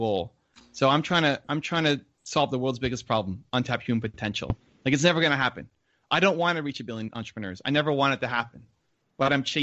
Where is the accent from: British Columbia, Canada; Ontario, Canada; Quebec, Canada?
Ontario, Canada; Toronto; I'm connected with this organization here in my hometown of Toronto